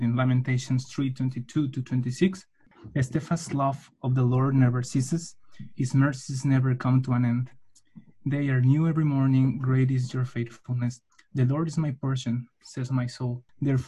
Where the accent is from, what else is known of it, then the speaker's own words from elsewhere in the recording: Mexico City, Mexico; moved away as an adult; now in Switzerland; I'm from Mexico, Mexico City